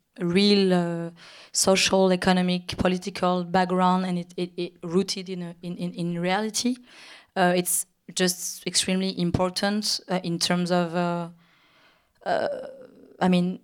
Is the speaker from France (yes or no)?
yes; Paris, Île-de-France, France; even if I grew up in Paris in Europe, and that my intellectual artistic influences and background are built by a very Western culture, I think my African origins, and I don't know how to say my African, the African part of me